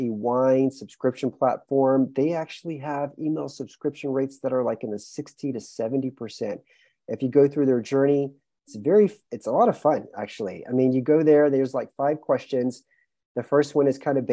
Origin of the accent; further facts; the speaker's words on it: Houston, Texas, United States; moved away as an adult; also born or lived in New York City; now in Romania; born and raised in Houston, Texas